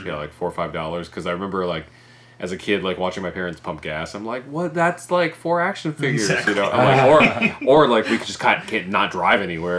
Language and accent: English; Indiana, United States; even though I'm from Indiana, like my parents, since they're Korean, would take me to Korea every year or two.